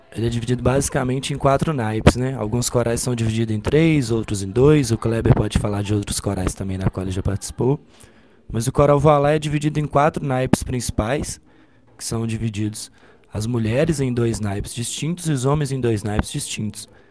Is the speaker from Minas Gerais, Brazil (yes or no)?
yes; Ubaporanga, Minas Gerais, Brazil; moved away as an adult; now in Viçosa, Brazil; eu nasci em Ubaporanga, uma cidade muito pequenininha, aqui em Minas Gerais